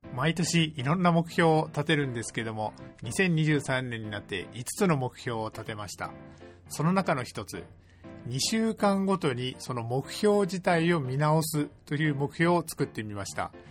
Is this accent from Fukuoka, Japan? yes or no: yes; Kitakyushu, Fukuoka, Japan; そんな北九州市出身なので